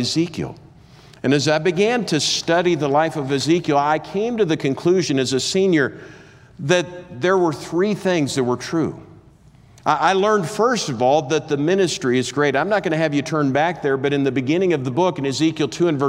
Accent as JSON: {"language": "English", "region": "Minnesota", "country": "United States", "tie": "born or raised there", "said": "I grew up in Minnesota"}